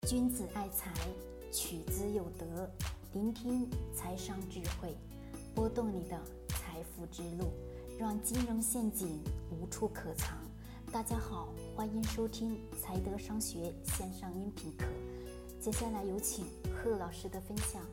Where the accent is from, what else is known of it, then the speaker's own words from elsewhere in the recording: China; 我们中国人